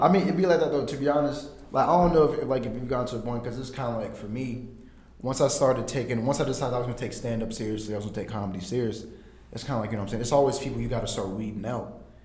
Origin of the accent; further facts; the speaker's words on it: Jamestown, North Carolina, United States; I'm from Jamestown, which is like right outside of fucking uh, Greensboro.